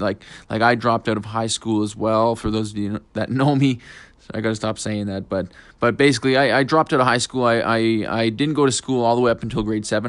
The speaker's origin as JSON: {"language": "English", "town": "Fort McMurray", "region": "Alberta", "country": "Canada", "tie": "born or raised there", "lives_now": "Edmonton, Canada", "said": "I was born in Fort McMurray"}